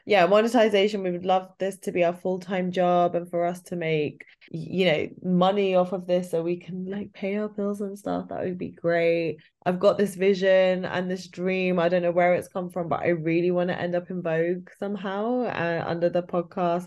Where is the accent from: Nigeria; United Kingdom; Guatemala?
United Kingdom; our experience of being British Asian